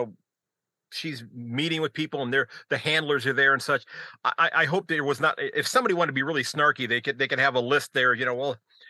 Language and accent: English; United States; As an American